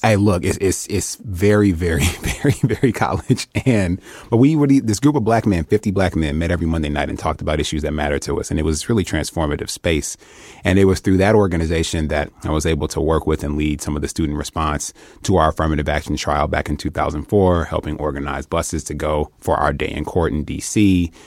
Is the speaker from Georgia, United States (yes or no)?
no; Detroit, Michigan, United States; I'm from Detroit